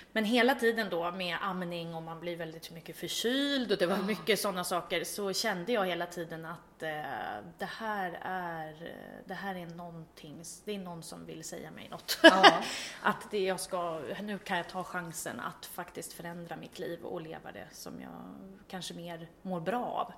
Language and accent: Swedish; Vaxholm, Stockholm County, Sweden; moved away as an adult; also born or lived in Ljungdalen, Härjedalen, Jämtland; jag är uppväxt i Vaxholm då, en skärgårdsstad, så att jag är uppväxt i en liten stad